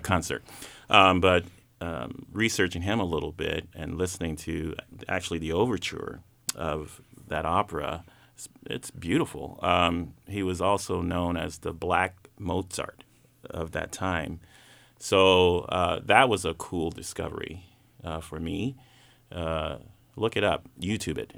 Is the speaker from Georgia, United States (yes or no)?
yes; Atlanta, Georgia, United States; growing up in Atlanta